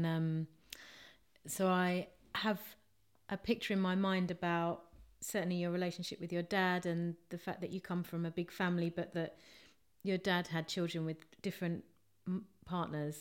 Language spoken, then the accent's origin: English; London, United Kingdom; I grew up in Streatham